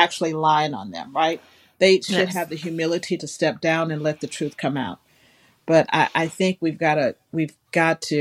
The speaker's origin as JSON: {"language": "English", "region": "the South", "country": "United States", "said": "I'm from the South"}